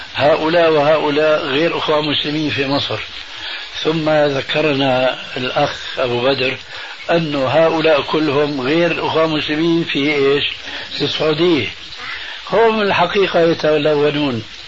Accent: Damascus, Damascus Governorate, Syria; عندنا في دمشق الشام

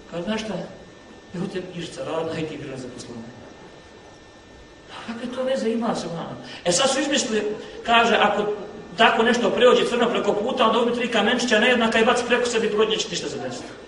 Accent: Bosnia & Herzegovina; kod nas u Bosni

